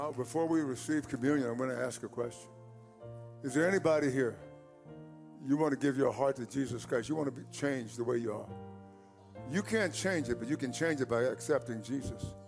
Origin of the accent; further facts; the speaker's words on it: East Texas, United States; growing up in East Texas